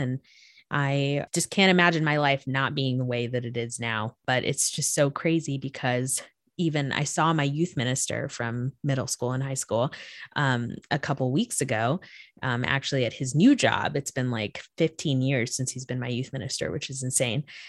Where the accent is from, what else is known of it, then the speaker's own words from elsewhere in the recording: Florida, United States; I grew up in Florida